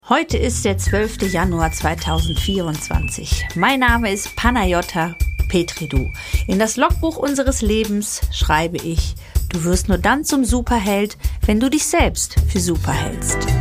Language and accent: German; Greece; now in Germany; ich komme ja aus dem südländischen Oh, ihr wisst, ich bin Griechin